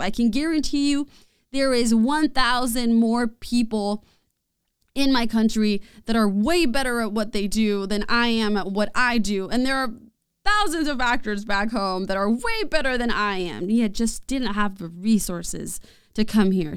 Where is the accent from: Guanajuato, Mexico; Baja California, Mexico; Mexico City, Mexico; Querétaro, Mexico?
Mexico City, Mexico; moved away as an adult; now in San Marcos, United States; I was born and raised there